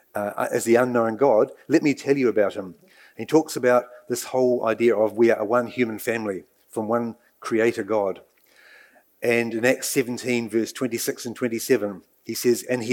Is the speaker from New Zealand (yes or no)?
yes; Nelson, New Zealand; born or raised there; also born or lived in Dartmoor, England; now in Waikato, New Zealand